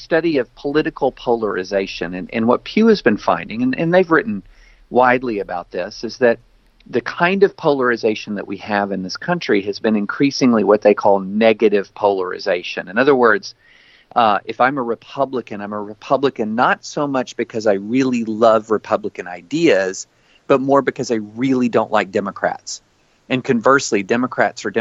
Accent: the South, United States; I grew up in the South, in the rural South

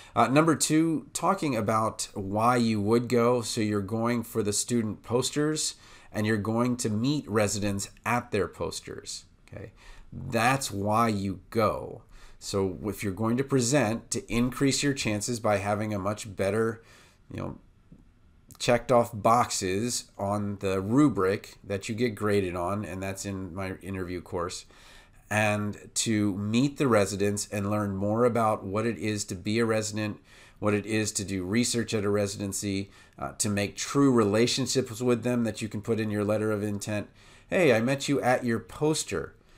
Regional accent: Washington, District of Columbia, United States; moved away as an adult; also born or lived in Baltimore; now in Iowa, United States; I'm from Washington, D C, and then I moved to Baltimore

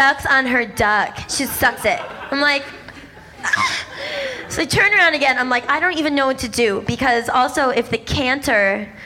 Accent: Boston, Massachusetts, United States; I'm from Boston, and I grew up in a really conservative Jewish household

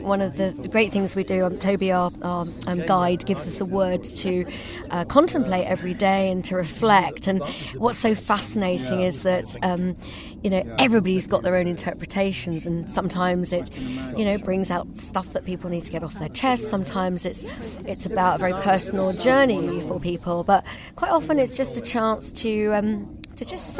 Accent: Chiswick, London, United Kingdom; I'm from originally Scottish, actually, but I'm from Chiswick.

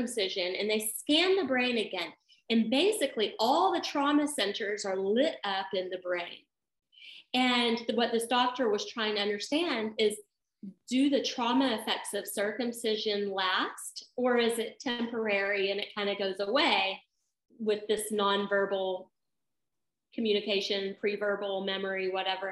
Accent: the South, United States; I grew up in the Christian South where we don't talk about sex

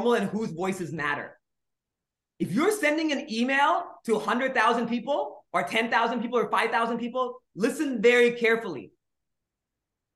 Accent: Nigeria; also born or lived in India; now in United States; I was born in India. I grew up in Nigeria. Then I came to the States

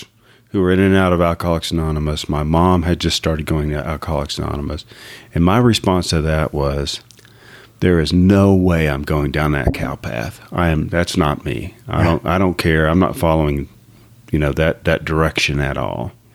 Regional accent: Abilene, Texas, United States; moved away as an adult; also born or lived in Dallas-Fort Worth area, Texas; now in Dallas-Fort Worth, United States; I grew up in Abilene, Texas

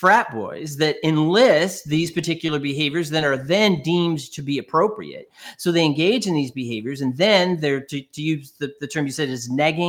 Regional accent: New York, United States; So I'm originally from New York

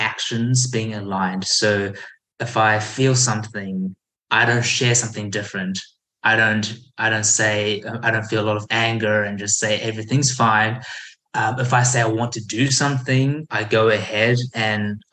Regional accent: New Zealand; also born or lived in Taiwan; I was born in Taiwan and we moved to New Zealand when I was 4

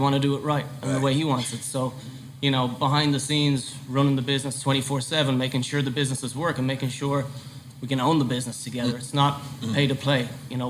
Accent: Ireland; moved away as an adult; now in New York City, United States; Back in 2013, I moved to New York from Ireland long time ago.

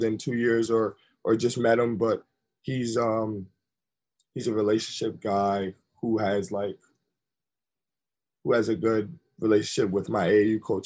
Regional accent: Syracuse, New York, United States; moved away as an adult; also born or lived in Milwaukee; I came back to my hometown

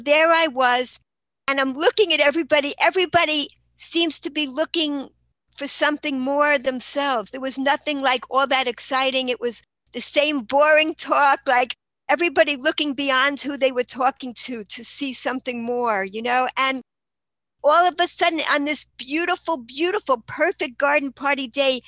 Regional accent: New York City, New York, United States; I grew up in Queens, New York, and I had a wonderful childhood

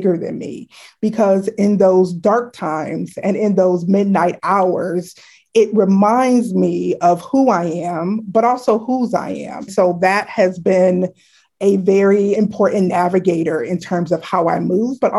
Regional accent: Chicago, Illinois, United States; moved away as an adult; now in Washington, D.C., United States; I grew up in Chicago, Illinois, actually a little suburb outside of Chicago called South Barrington Hills.

